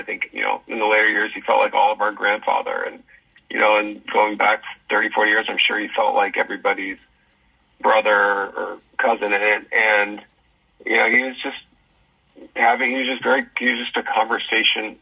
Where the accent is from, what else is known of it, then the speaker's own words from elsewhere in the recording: Southern California, United States; growing up, from the time I was 12 years old in Southern California